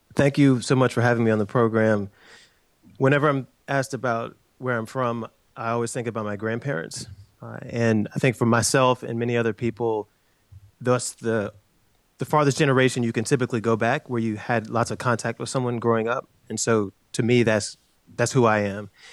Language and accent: English; Chapel Hill, North Carolina, United States; moved away; also born or lived in Durham, North Carolina; I was born in Durham, North Carolina, and grew up in Chapel Hill.